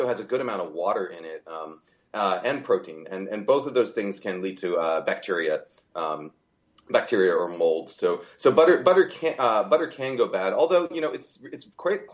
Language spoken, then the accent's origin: English; California, United States; I come from California